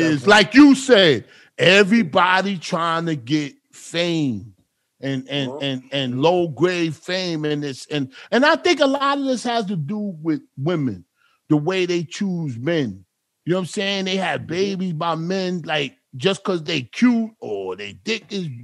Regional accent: Barbados; I'm West Indian. I'm from Barbados

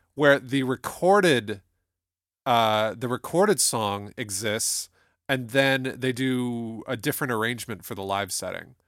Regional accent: Toledo, Ohio, United States; I can always tell that I'm from Toledo, Ohio when I pronounce words like talent

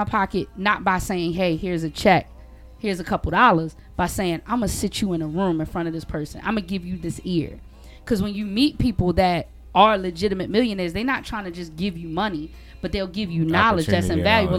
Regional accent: Baltimore, Maryland, United States; moved away as an adult; also born or lived in Georgia; when I first moved to Georgia, because that was the first place I ever lived outside of Baltimore

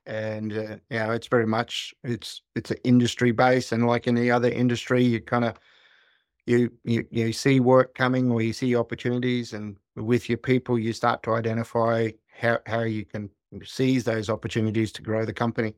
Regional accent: Kalkadoon country, northwestern Queensland, Australia; I was born and raised on Kalkadoon country

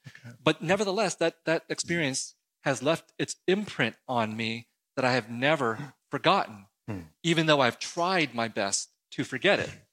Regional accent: San Jose, California, United States; also born or lived in Saigon, Vietnam; I came as a refugee to the United States uh, in 1975, and I grew up in San Jose, California

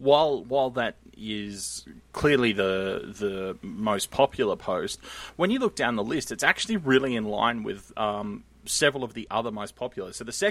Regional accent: Australia; It's fine. I'm Australian.

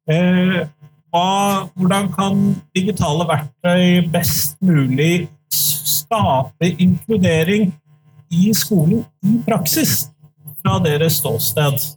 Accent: Bø, Telemark, Norway; now in Notodden, Norway; jeg bor på Notodden og er fra Bø i Telemark.

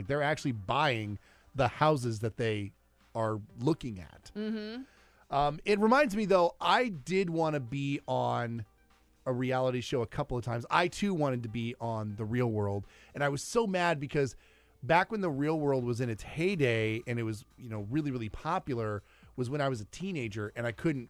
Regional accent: Des Moines, Iowa, United States; from Des Moines, Iowa.

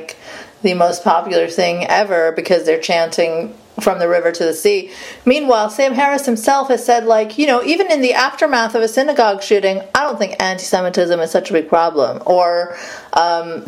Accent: Saudi Arabia; moved away; growing up in Saudi Arabia

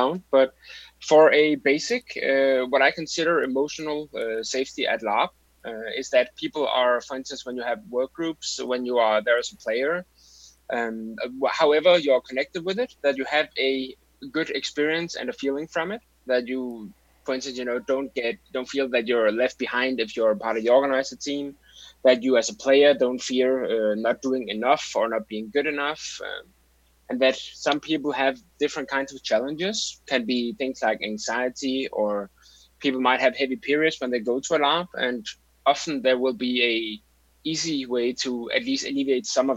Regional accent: Denmark; from Denmark, 34 years old.

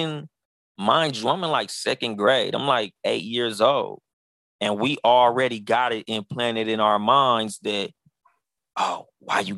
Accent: Pomona, California, United States; also born or lived in Compton, California; my mom moved me out of Compton to Pomona

